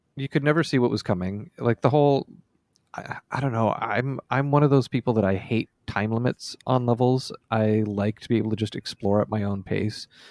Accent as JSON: {"language": "English", "region": "Nova Scotia", "country": "Canada", "tie": "born or raised there", "also_born_or_lived": "Amherst, Nova Scotia / Valley, Nova Scotia", "said": "in summer of ninety-five, I moved from Amherst, Nova Scotia to for Rome, Nova Scotia."}